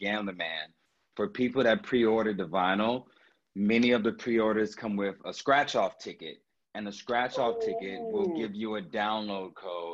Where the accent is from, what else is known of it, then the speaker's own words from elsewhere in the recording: Houston, Texas, United States; growing up in Houston, growing up in Texas